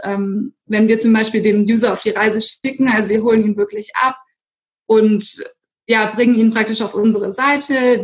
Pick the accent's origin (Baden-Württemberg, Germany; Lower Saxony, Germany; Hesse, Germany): Baden-Württemberg, Germany; Stuttgart; ich bin gebürtige Stuttgarterin